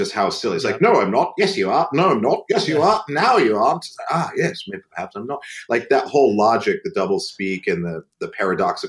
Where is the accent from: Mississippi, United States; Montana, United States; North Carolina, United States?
Montana, United States; Great Falls; I grew up in Great Falls